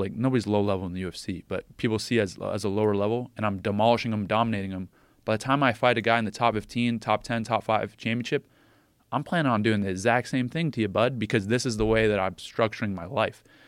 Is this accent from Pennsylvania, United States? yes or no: yes; State College, Pennsylvania, United States; my hometown in State College